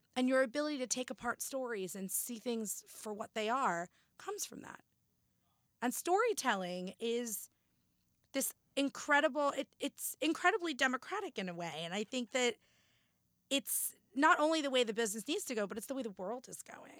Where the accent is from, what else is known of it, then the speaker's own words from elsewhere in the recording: New Jersey, United States; also born or lived in Boston; born and raised in Jersey, I still live in Jersey